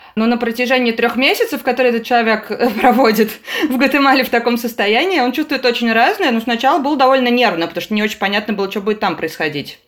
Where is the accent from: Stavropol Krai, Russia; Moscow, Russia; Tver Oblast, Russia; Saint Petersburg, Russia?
Saint Petersburg, Russia; я из Петербурга